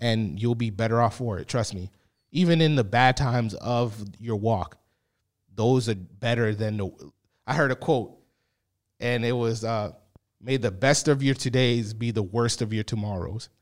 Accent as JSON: {"language": "English", "town": "Boston", "region": "Massachusetts", "country": "United States", "tie": "born or raised there", "said": "I grew up in Boston, Massachusetts"}